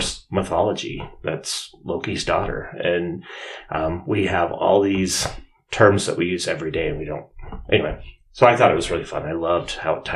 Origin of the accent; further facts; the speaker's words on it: Draper, Utah, United States; I'm from Draper, Utah, and I went to high school. Went to Alta.